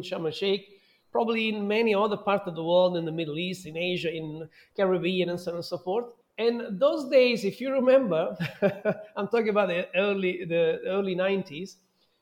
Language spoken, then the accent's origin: English; Southern Italy, Italy; moved away as an adult; also born or lived in London, United Kingdom / Dubai, United Arab Emirates; now in Mexico; my hometown, which is a touristic hotspot in the south of Italy.